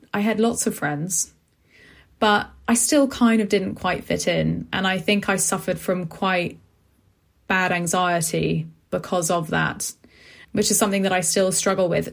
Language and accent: English; London, United Kingdom; I grew up in West London in a place called Acton